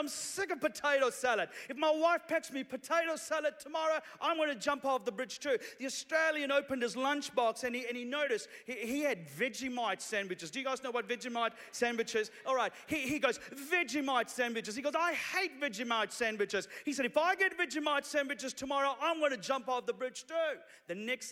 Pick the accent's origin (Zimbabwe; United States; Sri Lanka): Sri Lanka; now in New Zealand; I'm originally from Sri Lanka. 20 years ago, my family and I came to New Zealand as refugees from Sri Lanka.